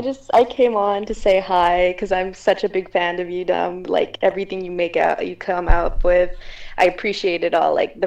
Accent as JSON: {"language": "English", "town": "Los Angeles", "region": "California", "country": "United States", "said": "I'm from LA."}